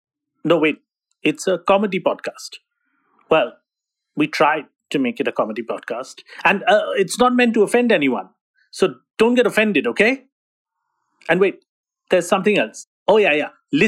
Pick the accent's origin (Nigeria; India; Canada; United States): India; you know, as an Indian person, you do certain things, like do a little jet setting, etc.